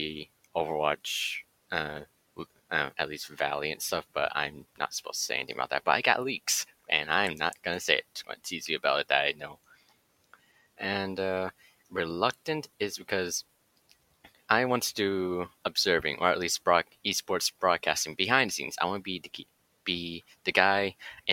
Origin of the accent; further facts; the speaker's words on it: Nashville, Tennessee, United States; moved away as an adult; also born or lived in Bay Area, California; I was born and raised in Nashville, Tennessee. Came to the Bay Area for college